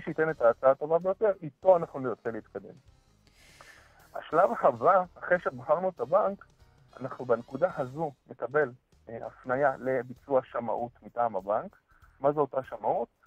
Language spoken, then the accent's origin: Hebrew; Israel; כולנו כישראלים טובים